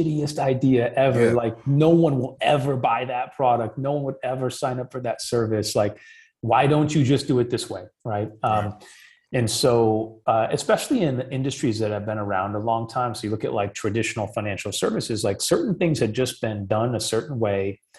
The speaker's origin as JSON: {"language": "English", "region": "Midwest", "country": "United States", "tie": "born or raised there", "said": "where I grew up in the Midwest"}